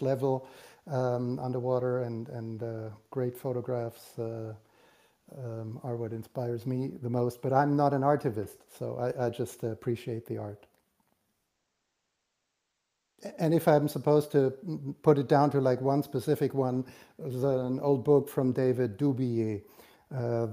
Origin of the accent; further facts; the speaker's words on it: Germany; also born or lived in Romania; I was born in Romania, but I came to Germany at the age of 2.